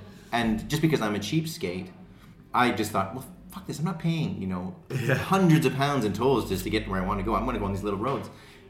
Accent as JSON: {"language": "English", "country": "Canada", "said": "I'm Canadian."}